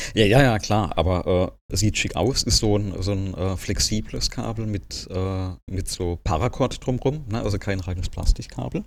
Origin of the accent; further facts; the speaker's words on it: Germany; bei uns in Deutschland